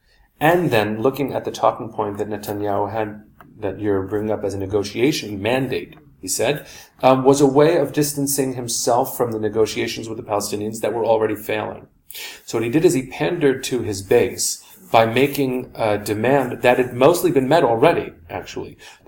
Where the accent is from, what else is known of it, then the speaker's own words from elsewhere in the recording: United States; speaking more as an American than anything else